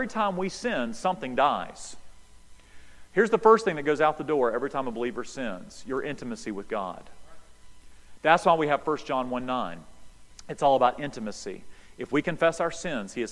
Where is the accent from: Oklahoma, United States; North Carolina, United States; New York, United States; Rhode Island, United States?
North Carolina, United States; High Rock Lake; we grew up near High Rock Lake there in North Carolina.